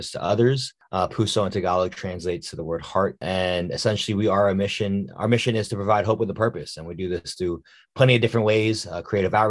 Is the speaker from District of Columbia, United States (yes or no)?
yes; Washington, District of Columbia, United States; born or raised there